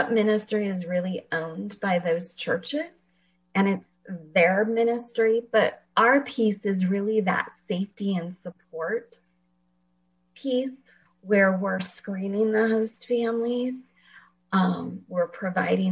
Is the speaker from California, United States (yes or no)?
yes; Fresno, California, United States; moved away as an adult; also born or lived in Washington; I actually live in Fresno, and I grew up here in Fresno.